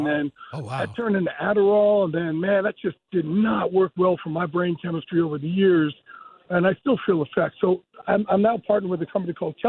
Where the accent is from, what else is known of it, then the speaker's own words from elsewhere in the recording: New Jersey, United States; Guys, when you're growing up on the Jersey Shore and you're put on the short bus and told that you have a learning disability, it is not good.